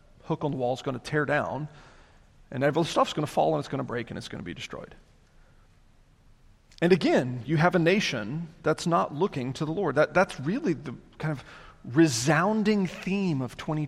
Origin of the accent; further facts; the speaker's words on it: the South, United States; I'm a child of this area. I grew up in the South.